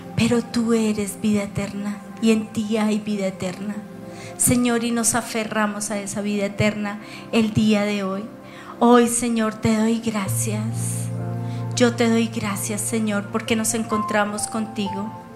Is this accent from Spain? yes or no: no; Colombia; como colombiana.